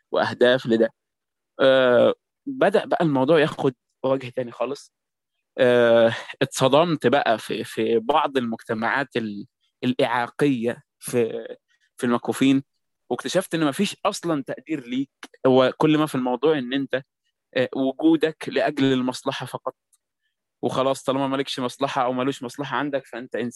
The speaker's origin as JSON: {"language": "Arabic", "country": "Egypt", "said": "الكوميونيتيز بتاعت المبصرين عندنا في مصر"}